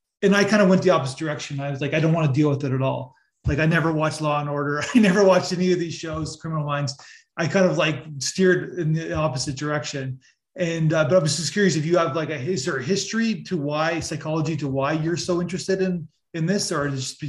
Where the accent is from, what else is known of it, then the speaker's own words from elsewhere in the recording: Niagara Falls, Ontario, Canada; I'm from Niagara Falls region, and you know Paul Bernardo. So I was the same age or a year younger than the victims of Paul Bernardo, of Leslie Mahaffey and Kristen French in Niagara region.